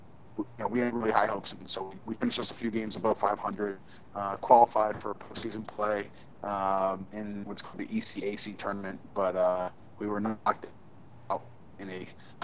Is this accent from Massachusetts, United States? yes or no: no; California, United States; now in New Jersey, United States; I grew up in California